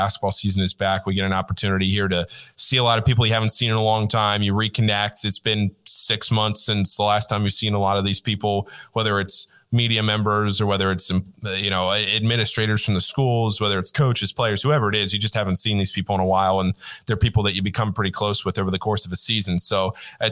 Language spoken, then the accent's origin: English; Northern Virginia, United States; I grew up in Northern Virginia, right outside D.C., about 25 minutes from Georgetown